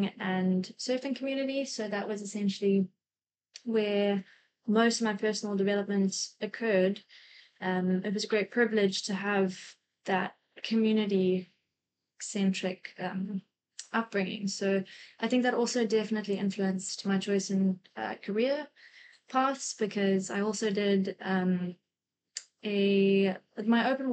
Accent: KwaZulu-Natal, South Africa; also born or lived in Port Alfred, South Africa / Cayman Islands; now in Cape Town, South Africa; I'm a South African. I grew up on the east coast of South Africa, originally from KwaZulu-Natal in the north, but progressively moved down the coast.

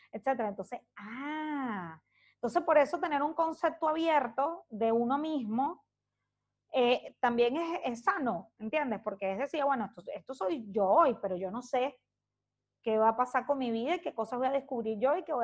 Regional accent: Caracas, Capital District, Venezuela; now in Santiago, Chile; Hoy salí de Caracas hoy hace un año y once meses.

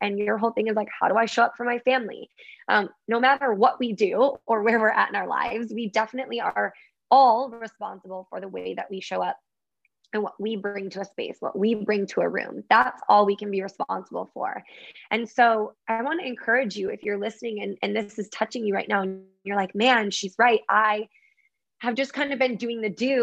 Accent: Michigan, United States; I grew up in Michigan, so I was around a lot of water

